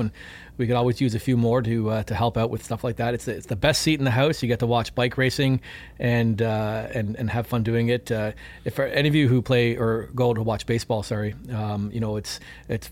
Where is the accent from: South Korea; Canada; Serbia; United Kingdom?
Canada; I'm from Canada